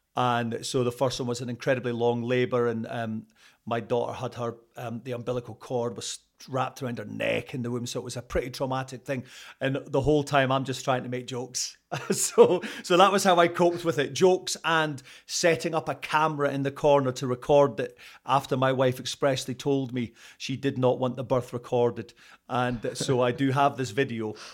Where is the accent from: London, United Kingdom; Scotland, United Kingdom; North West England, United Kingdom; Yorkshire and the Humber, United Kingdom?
Scotland, United Kingdom; accent: Scottish; moved away as an adult; also born or lived in Canada / Toronto; being Scottish